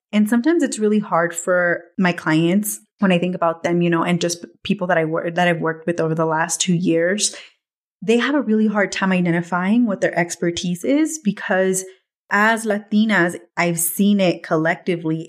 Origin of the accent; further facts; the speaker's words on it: Watsonville, California, United States; moved away; back home in Watsonville, where I grew up, in my hometown